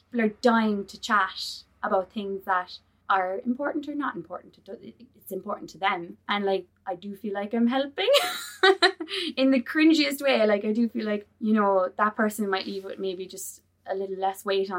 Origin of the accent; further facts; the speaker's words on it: Gaeltacht, Ireland; I'm from the Gaeltacht